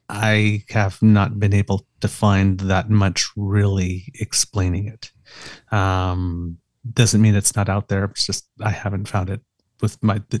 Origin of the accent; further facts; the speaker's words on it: Ottawa, Ontario, Canada; I grew up in Ottawa